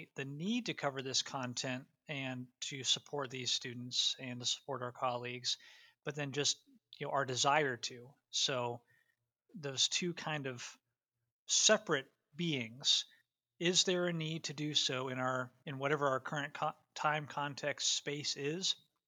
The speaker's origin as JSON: {"language": "English", "region": "Ohio", "country": "United States", "tie": "born or raised there", "said": "teaching in a completely different context from where I was raised in Northeast Ohio, I was teaching down in rural South Carolina"}